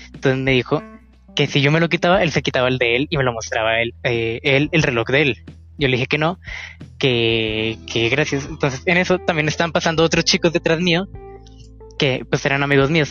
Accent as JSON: {"language": "Spanish", "country": "Colombia", "said": "yo soy de Colombia"}